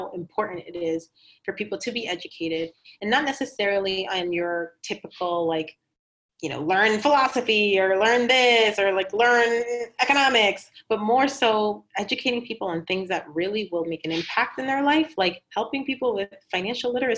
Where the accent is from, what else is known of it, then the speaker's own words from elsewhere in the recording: Boston, Massachusetts, United States; also born or lived in Cambridge, Massachusetts; I was born and raised in Cambridge and then Boston. So I am, you know, a Massachusetts girl